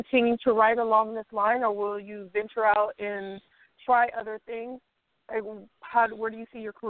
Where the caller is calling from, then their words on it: Bay Area, California, United States; I'm calling from the Bay Area in California.